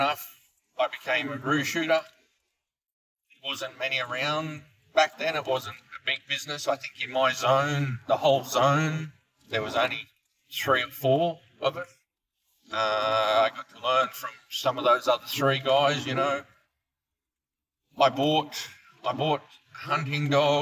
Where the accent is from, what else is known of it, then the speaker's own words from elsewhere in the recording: Tamworth, New South Wales, Australia; as a kid growing up in Tamworth